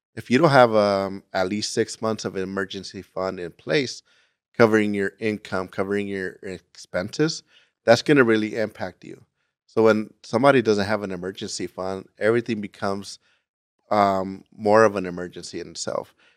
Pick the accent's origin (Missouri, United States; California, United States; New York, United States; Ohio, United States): California, United States; Gardena; moved away as an adult; I am from Gardena, California, uh, which is in Los Angeles County, and I lived there until I joined the military right after high school